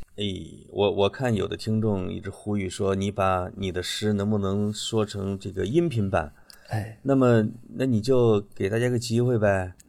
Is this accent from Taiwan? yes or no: no; Henan, China; accent: Henan dialect; 在我们河南话呢